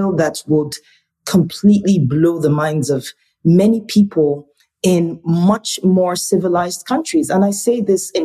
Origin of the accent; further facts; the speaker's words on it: Enugu State, Nigeria; also born or lived in Warri, Delta State, Nigeria; I'm from Enugu State, which is in the eastern part of Nigeria. But I was born in Delta State, Warri to be precise, which is in the south region of Nigeria